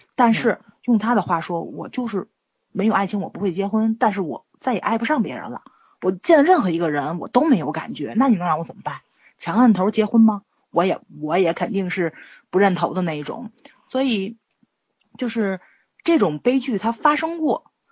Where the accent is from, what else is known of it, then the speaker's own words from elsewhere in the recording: Tianjin, China; 我们天津这边确实，确实是比较疼女儿，而且女儿跟娘家的关系非常近